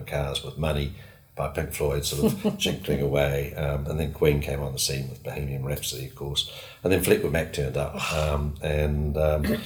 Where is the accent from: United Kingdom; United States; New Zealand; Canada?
New Zealand; Christchurch, Canterbury; I grew up in Christchurch